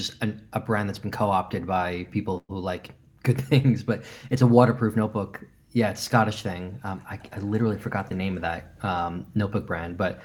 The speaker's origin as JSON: {"language": "English", "region": "New York", "country": "United States", "moved": "as an adult", "lives_now": "London, United Kingdom", "said": "I'm from New York"}